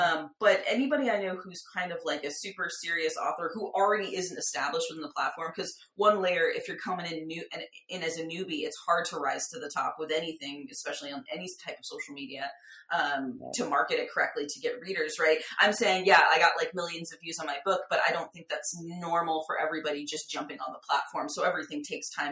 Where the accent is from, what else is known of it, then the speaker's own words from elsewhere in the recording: San Diego, California, United States; moved away as an adult; now in Los Angeles, United States; I grew up in a big city. I'm from San Diego and now I live